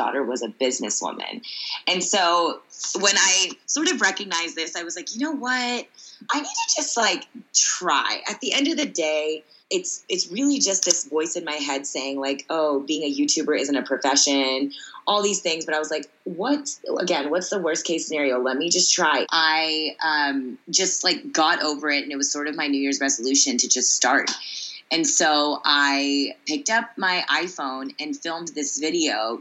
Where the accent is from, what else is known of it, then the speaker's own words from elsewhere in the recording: Sugar Land, Texas, United States; moved away as an adult; also born or lived in Columbus, Ohio / New York City; I was a little Indian girl growing up in Sugar Land, Texas